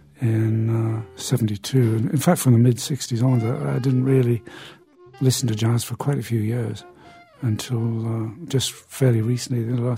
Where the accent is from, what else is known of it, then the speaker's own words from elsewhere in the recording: Newcastle, North East England, United Kingdom; I went to see quite a few people as they passed through my hometown of Newcastle in the north of England.